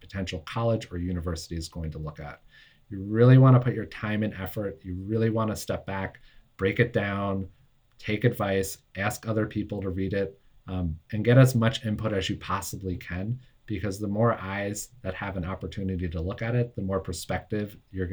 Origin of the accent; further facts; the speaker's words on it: United States; I only live about 20 miles from Manhattan